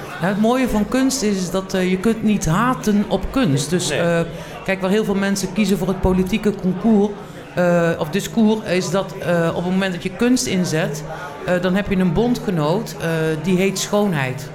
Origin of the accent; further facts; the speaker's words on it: Tilburg, North Brabant, Netherlands; ik kom uit Tilburg. Ik ben eh, Geboren Tilburgse.